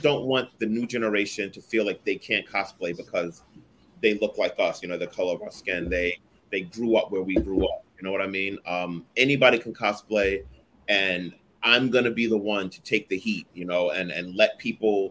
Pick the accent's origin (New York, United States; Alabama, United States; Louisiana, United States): New York, United States; New York City; accent: New York; moved away as an adult; now in Jersey City, United States; I'm born and raised from Brooklyn